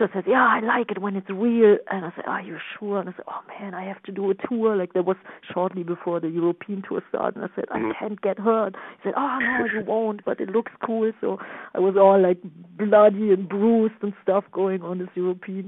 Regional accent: Düsseldorf, North Rhine-Westphalia, Germany; English is a second language; moved away as an adult; now in New York, United States; my hometown, Düsseldorf, Germany, where everything started

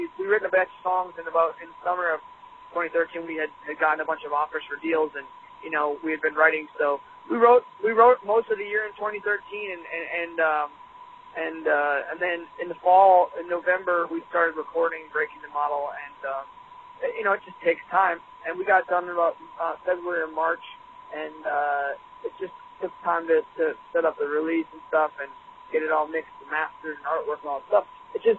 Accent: Michigan, United States; Yeah, we're from Michigan, we're from Minneapolis

